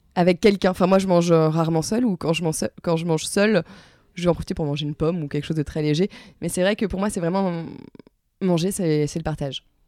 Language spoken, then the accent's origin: French; La Rochelle, Nouvelle-Aquitaine, France; also born or lived in Strasbourg; now in Paris, France; je suis née à La Rochelle. Euh, j'ai habité pendant 9 ans à Strasbourg et je suis revenue à La Rochelle.